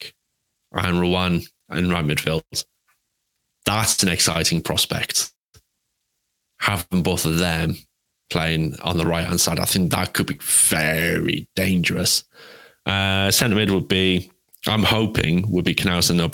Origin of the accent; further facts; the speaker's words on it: England, United Kingdom; I'm English